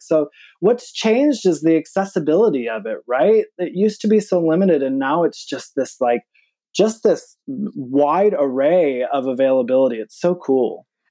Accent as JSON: {"language": "English", "region": "Michigan", "country": "United States", "also_born_or_lived": "New York City, United States", "moved": "yes", "lives_now": "Atlanta, United States", "said": "I'm from Michigan, but I was actually, I mean, New York's really home. I was in New York City for the last twenty years"}